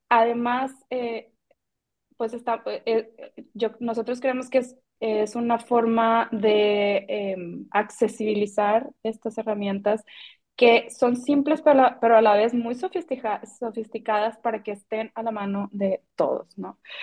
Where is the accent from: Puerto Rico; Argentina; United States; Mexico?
Mexico; siendo mexicanos